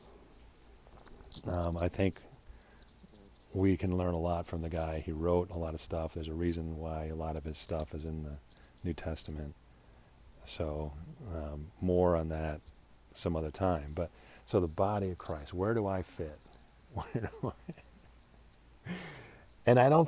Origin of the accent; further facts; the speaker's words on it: United States; I'm an American